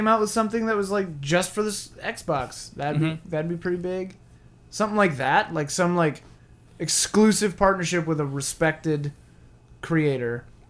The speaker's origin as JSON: {"language": "English", "region": "Midwest", "country": "United States", "tie": "born or raised there", "said": "I grew up in the Midwest"}